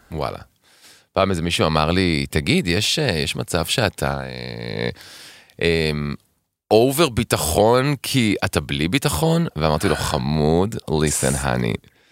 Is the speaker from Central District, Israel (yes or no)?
no; Tel Aviv, Tel Aviv District, Israel; אני גדלתי בשכונה בקריית שלום